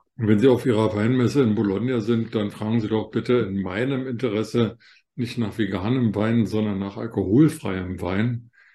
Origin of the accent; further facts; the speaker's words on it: Germany; bei uns in Deutschland